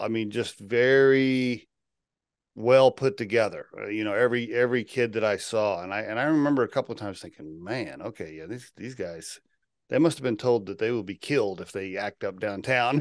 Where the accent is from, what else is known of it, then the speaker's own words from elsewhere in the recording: Oklahoma, United States; moved away as an adult; I grew up in Oklahoma